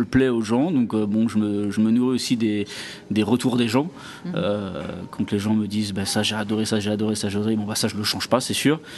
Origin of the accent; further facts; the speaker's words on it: Île-de-France, France; now in Dubai, United Arab Emirates; Alors je suis de région parisienne, un petit village dans le 78, hein, dans les Yvelines, voilà.